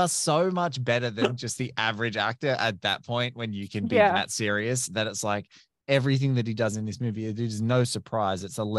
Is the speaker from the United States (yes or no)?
no; Australia; As an Australian whose most recent international trip, I had to walk even from domestic international terminal to domestic.